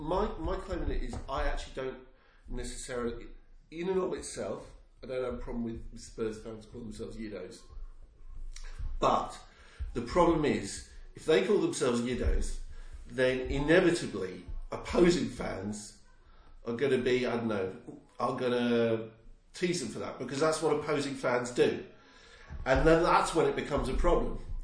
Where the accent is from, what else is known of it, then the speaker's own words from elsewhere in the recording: near Watford, East of England, United Kingdom; accent: southern; moved away; I grew up near Watford.